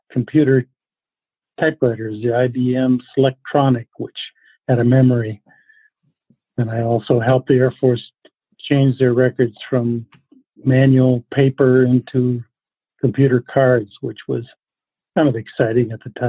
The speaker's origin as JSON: {"language": "English", "town": "Chaska", "region": "Minnesota", "country": "United States", "tie": "born or raised there", "also_born_or_lived": "California", "said": "I was sorting mail at the post office here in my hometown Chaska"}